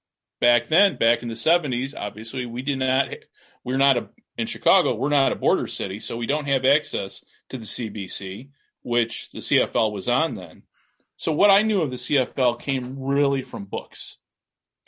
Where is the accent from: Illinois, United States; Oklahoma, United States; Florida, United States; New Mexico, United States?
Illinois, United States; Chicago; growing up in Chicago